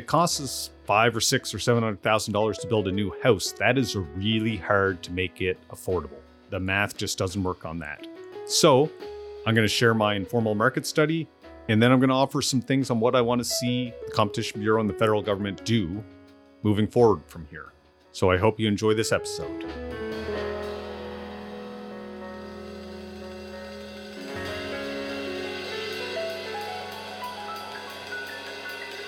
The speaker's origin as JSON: {"language": "English", "town": "Amherst", "region": "Nova Scotia", "country": "Canada", "tie": "born or raised there", "moved": "as an adult"}